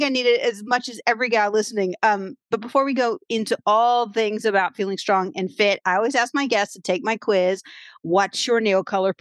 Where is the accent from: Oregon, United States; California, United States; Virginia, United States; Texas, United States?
Virginia, United States; Williamsburg; moved away; moved back to my hometown of Williamsburg, Virginia